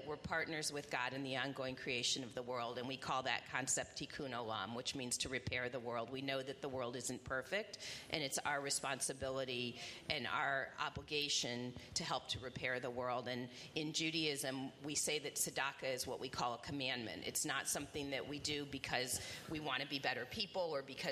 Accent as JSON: {"language": "English", "town": "Indianapolis", "region": "Indiana", "country": "United States", "tie": "born or raised there", "lives_now": "Bloomington, United States", "said": "So I grew up in Indianapolis, and I went to IU as an undergrad"}